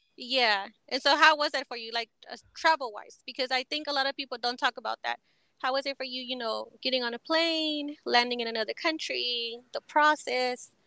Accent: Texas, United States; also born or lived in Mexico; I grew up in Texas

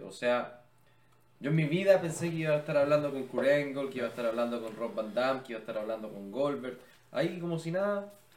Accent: Chile; Somos de Chile, en Chile amamos la lucha libre

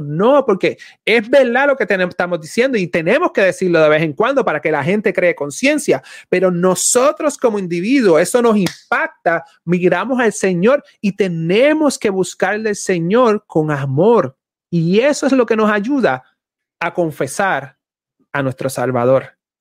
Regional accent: Puerto Rico; boricua, soy puertorriqueño

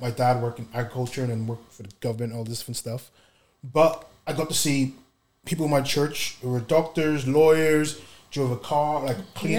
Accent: Nigeria; Whereas growing up in Nigeria or just around my family, it's something which is very common to the point where it's like, I never thought I couldn't do something.

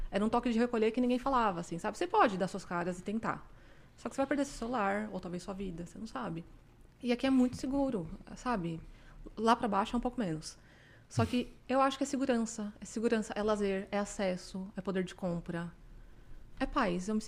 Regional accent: São Paulo, Brazil; now in Canada; A gente veio de São Paulo e morava em Jabaquara. As pessoas não gostam que eu falo isso, mas eu não me sentia segura lá.

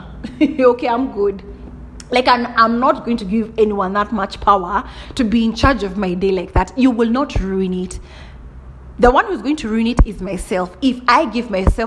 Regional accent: Kenya; I'm a typical Kikuyu. Right? I told you I'm from Kenya 254

